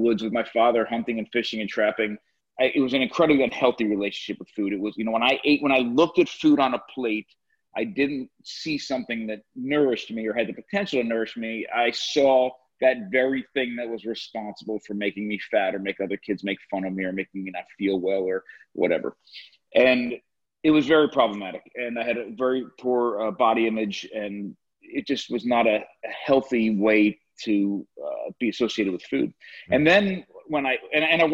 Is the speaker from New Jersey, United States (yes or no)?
yes; New Jersey, United States; born or raised there